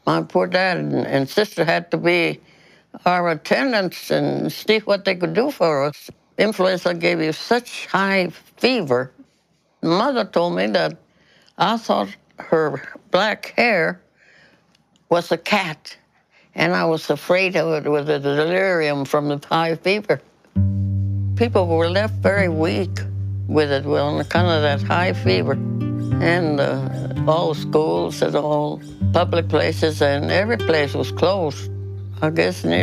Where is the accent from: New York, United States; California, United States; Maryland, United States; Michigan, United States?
Maryland, United States; Baltimore; I was born and raised in Baltimore.